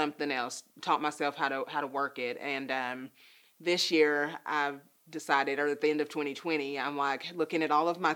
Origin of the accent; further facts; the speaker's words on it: United States; also born or lived in Nashville, Tennessee; I was born in Nashville, but I've been here my entire life.